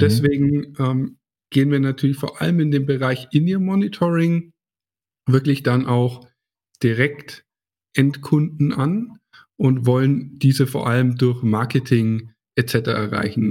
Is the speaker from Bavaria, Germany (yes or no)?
yes; Hersbruck, Bavaria, Germany; ist ja auch meine Heimat hier